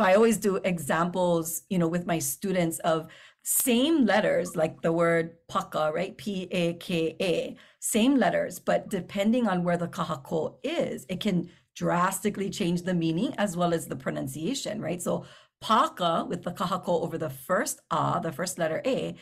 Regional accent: Hawaii, United States; I live here or because I'm Hawaiian

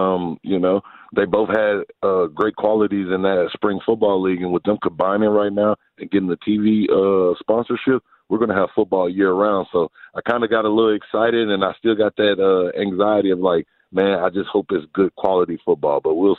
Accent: Dallas, Texas, United States; Yes, I'm from Dallas. I'm from the Dallas area

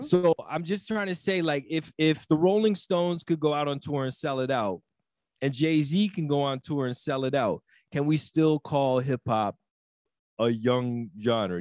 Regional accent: Toronto, Ontario, Canada; being from Toronto and growing up in Toronto

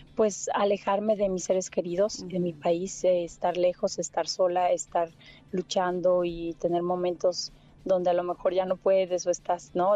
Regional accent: Mexico; moved away; also born or lived in London; llegué de México

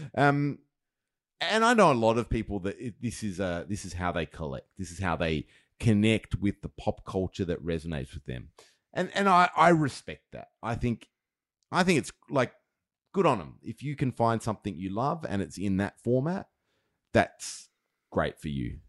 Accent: Australia; being Australian

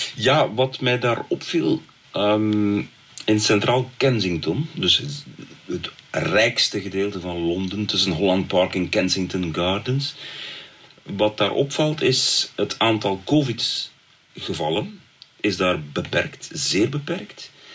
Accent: Belgium; bij ons in Brussel en Molenbeek

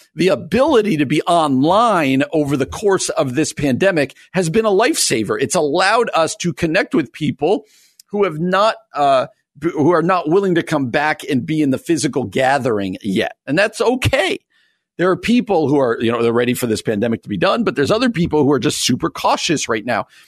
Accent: New Jersey, United States; I grew up in New Jersey

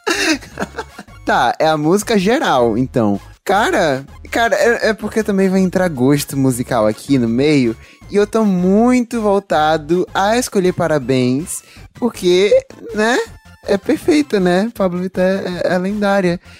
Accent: Salvador, Bahia, Brazil; meu registro de baiano, soterapolitano e cabuloso, que é como me chamam por ser nascido e criado no Cabula

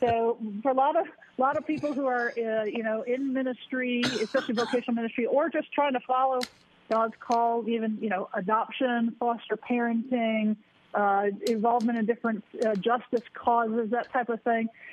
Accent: Sheboygan, Wisconsin, United States; I was a, a sports writer for my hometown newspaper, the Sheboygan Press in Sheboygan, Wisconsin, just north of sure. Milwaukee

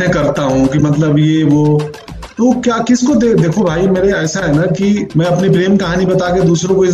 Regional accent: Belsand, Bihar, India; मेरा गांव बेलसंड गोपालगंज

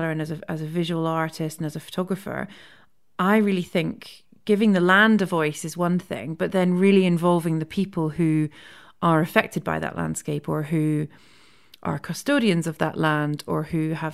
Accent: Scotland, United Kingdom; also born or lived in India; my experiences of being Scottish

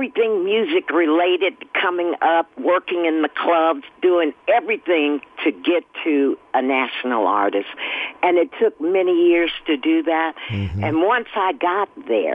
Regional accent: Oakland, California, United States; I grew up, born and raised in Oakland, and grew up in church.

